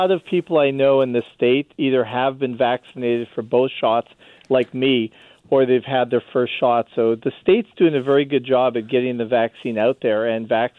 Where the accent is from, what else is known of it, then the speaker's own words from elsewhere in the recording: Canada; now in United States; I'm a Canadian